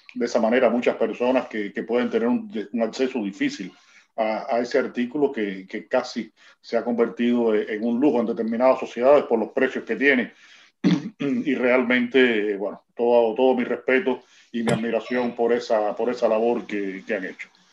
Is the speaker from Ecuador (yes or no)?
no; Cuba; como decimos nosotros aquí en Cuba